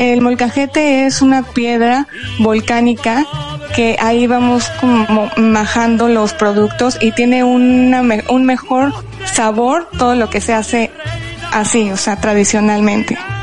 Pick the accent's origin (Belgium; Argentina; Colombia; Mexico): Mexico; Puebla; moved away as an adult; now in Madrid, Spain; Yo nací en Puebla, que es una de las cunas gastronómicas de México